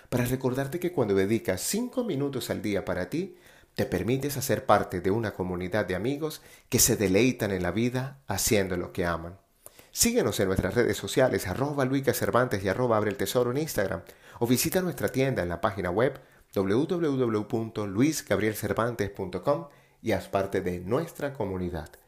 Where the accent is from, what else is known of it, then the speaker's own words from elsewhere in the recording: Colombia; born there; en muchos lugares de Latinoamérica, en especial Colombia, mi país natal.